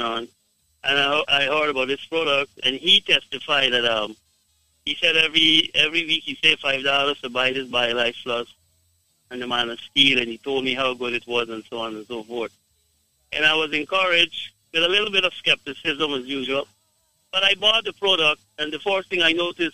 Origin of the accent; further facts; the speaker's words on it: Guyana; I am from Guyana